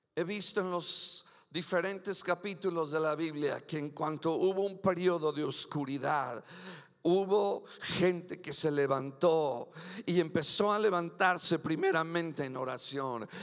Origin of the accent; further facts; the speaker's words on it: Mexico; Yo soy mexican curios, aleluya, nacido en Nopalilandia y seguiré siendo mexicano siempre